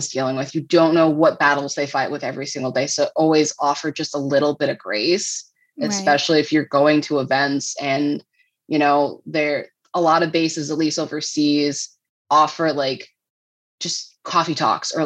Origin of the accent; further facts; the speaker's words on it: New England, United States; moved away as an adult; also born or lived in Midwest; And we're both from New England